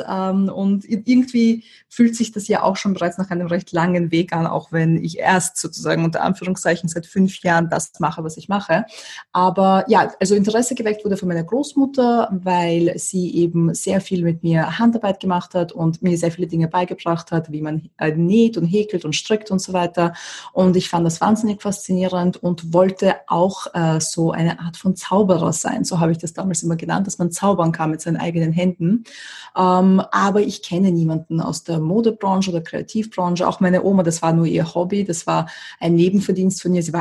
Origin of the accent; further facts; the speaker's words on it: Austria; moved away; also born or lived in USSR; Ich bin nicht ähm, in Österreich geboren, ich bin in der UdSSR geboren und bin dann mit meinen Eltern nach Österreich gezogen und meiner Schwester.